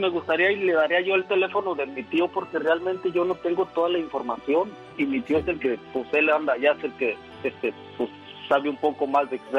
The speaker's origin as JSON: {"language": "Spanish", "town": "León", "region": "Guanajuato", "country": "Mexico", "said": "Nosotros somos de León, Guanajuato, pero mi primo fue a visitar a su novia a Zacatecas"}